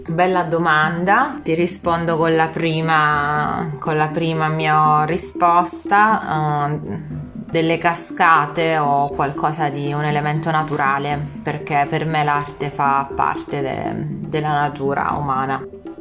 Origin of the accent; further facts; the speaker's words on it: Messina, Sicily, Italy; now in Milan, Italy; Vengo da Messina, vivo per lavoro e anche per opportunità culturali a Milano e ho questi due cuori, diciamo